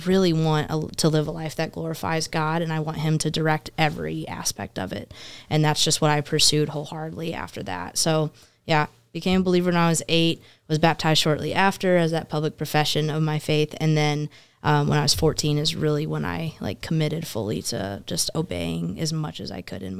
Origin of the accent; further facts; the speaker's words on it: Murfreesboro, Tennessee, United States; Yeah, I'm from the South, actually.